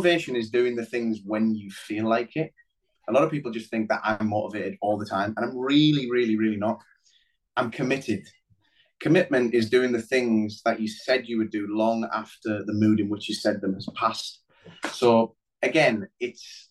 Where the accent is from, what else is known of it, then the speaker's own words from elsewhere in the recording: Middlesbrough, North East England, United Kingdom; moved away as an adult; also born or lived in London; growing up in Middlesbrough